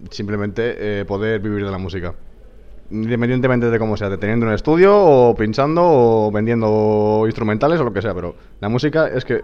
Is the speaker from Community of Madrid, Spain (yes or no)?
no; Chipiona, Andalusia, Spain; Porque se hace en mi pueblo, que es en Cádiz, en Chipiona, y allí pues sería, me parecería acojonante pinchar en un sitio que has estado eh, veraneando toda tu infancia y tienes a toda tu familia allí